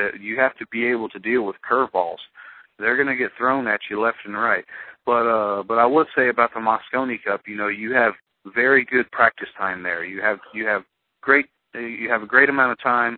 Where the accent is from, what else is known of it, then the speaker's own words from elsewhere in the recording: United States; I grew up in America